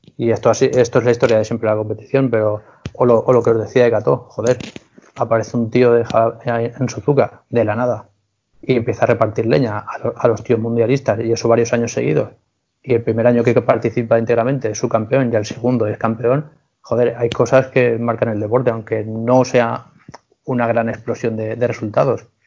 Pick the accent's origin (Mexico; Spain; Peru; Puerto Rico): Spain; siendo español